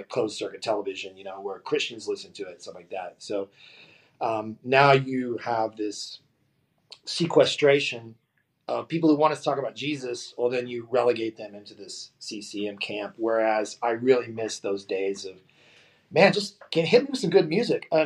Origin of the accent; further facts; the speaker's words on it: Dallas, Texas, United States; I was born in Dallas